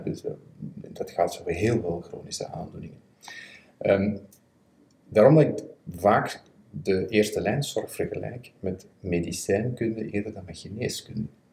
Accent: Belgium; Ik ben een Belg

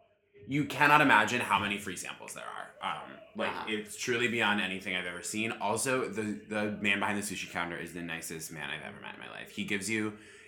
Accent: Vermont, United States; moved away as an adult; also born or lived in England; now in New York, United States; I moved to Vermont when I was 6, and then I lived there until... I moved, pretty much until I was 21.

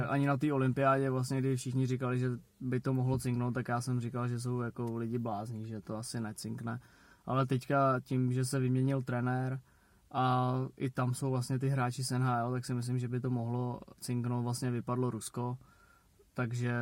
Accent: Czechia; že jsme Češi

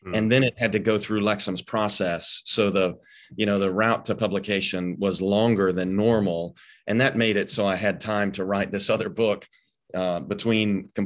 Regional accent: Arkansas, United States; I grew up in Arkansas

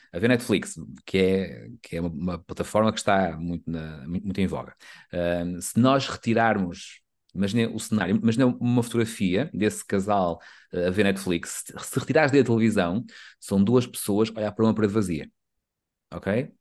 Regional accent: the North, Norte, Portugal; nós somos do Norte

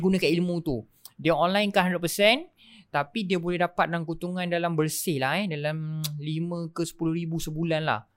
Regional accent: Kuala Lumpur, Malaysia; also born or lived in Melaka; Lepas tu dulu dekat KL.

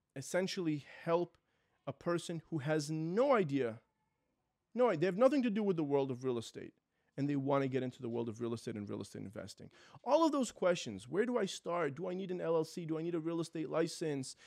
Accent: New York City, New York, United States; moved away as an adult; now in Florida, United States; My family's from Israel. I was born and raised in New York City

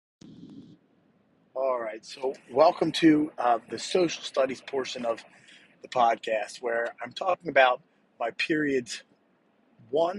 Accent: United States; we as American people

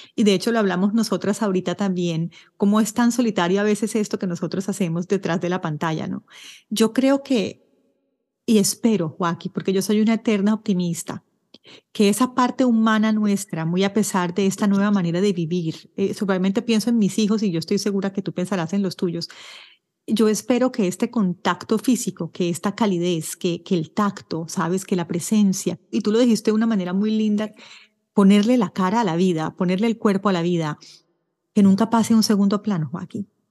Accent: Colombia; moved away as an adult; now in Ottawa, Canada; yo soy colombiana, como sabes, vivo en Canadá, en Ottawa, y viví en Colombia hasta agosto del año pasado, del año 2022

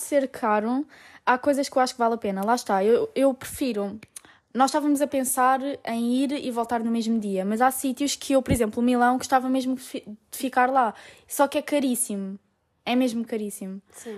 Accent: Portugal; moved away as an adult; now in Italy; sou portuguesa

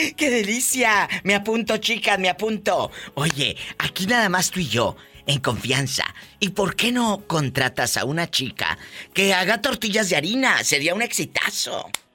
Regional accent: Matamoros, Tamaulipas, Mexico; yo soy de Matamoros

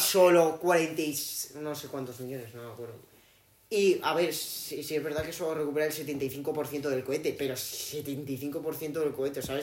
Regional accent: Spain; soy español

